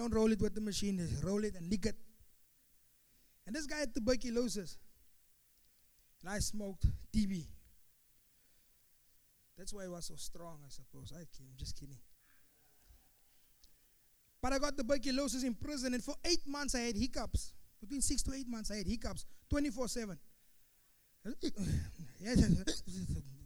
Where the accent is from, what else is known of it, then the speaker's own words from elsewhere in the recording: Pretoria, Gauteng, South Africa; where I'm from Pretoria